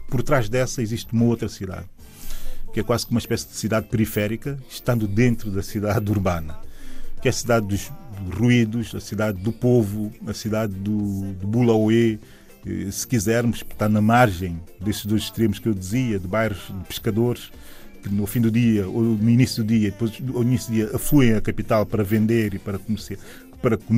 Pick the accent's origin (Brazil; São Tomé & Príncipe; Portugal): São Tomé & Príncipe; São Tomé, Água Grande; sou da cidade de São Tomé. Uh, a minha cidade, a minha cidade hoje começa no aeroporto uh, de São Tomé e Príncipe, aeroporto internacional, se quisermos.